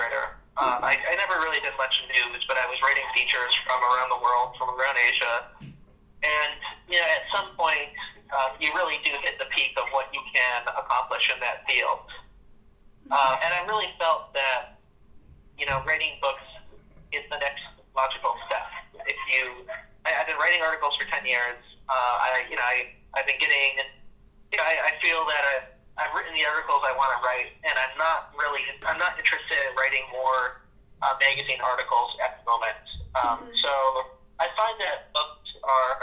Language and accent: English; Chicago, Illinois, United States; I'm from Chicago